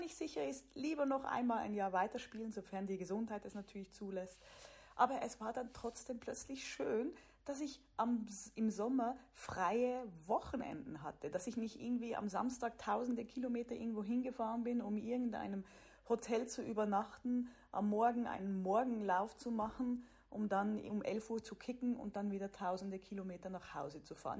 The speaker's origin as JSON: {"language": "German", "country": "Switzerland", "also_born_or_lived": "Germany / United States / Sweden", "moved": "as an adult", "said": "Ich komme aus der Schweiz."}